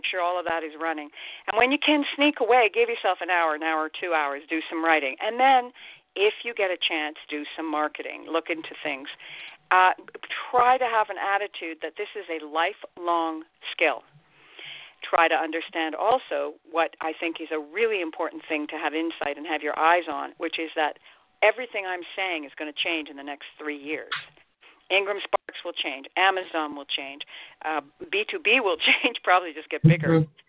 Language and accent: English; Ireland; every now and again, I'm Irish, I'm a writer, every now and again I drink way too much.